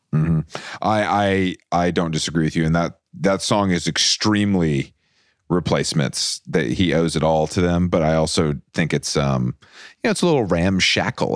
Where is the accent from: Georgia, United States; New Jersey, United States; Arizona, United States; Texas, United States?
Georgia, United States; Atlanta; now in New York, United States; I'm, I'm from Atlanta. I live in New York